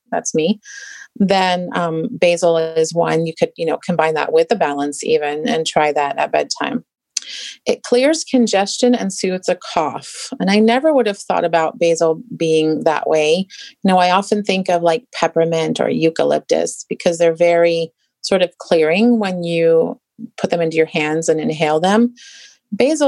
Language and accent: English; England, United Kingdom; moved away; I grew up in England